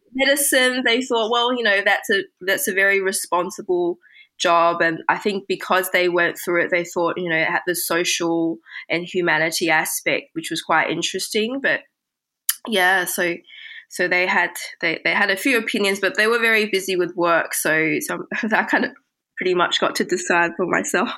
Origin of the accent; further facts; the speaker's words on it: Sydney, New South Wales, Australia; English is a second language; also born or lived in Beijing, China / London, United Kingdom; moving from Beijing to Sydney, uh, which is where I spent the rest of my time during my childhood